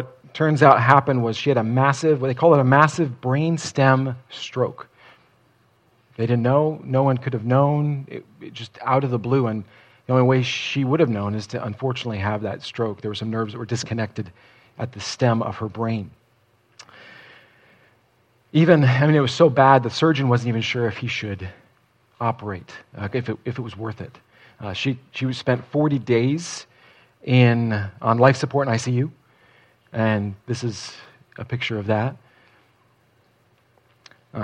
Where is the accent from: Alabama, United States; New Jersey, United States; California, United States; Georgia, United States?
New Jersey, United States; I grew up in Central Jersey